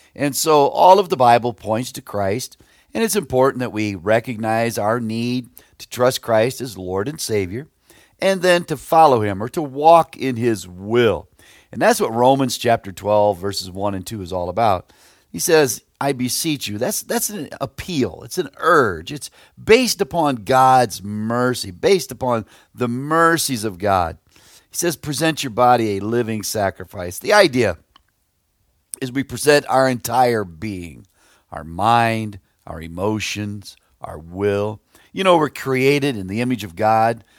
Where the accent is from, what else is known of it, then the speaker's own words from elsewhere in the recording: Plymouth, Indiana, United States; I grew up near Plymouth, Indiana, out in the country